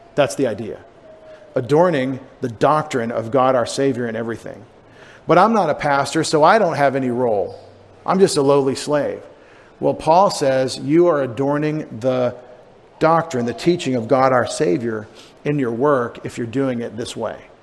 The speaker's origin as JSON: {"language": "English", "country": "United States", "said": "our sensibilities as Americans"}